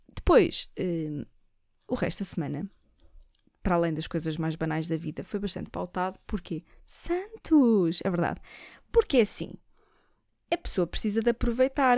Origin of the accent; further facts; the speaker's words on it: Lisbon, Portugal; eu sou nascida e criada em Lisboa, alfacinha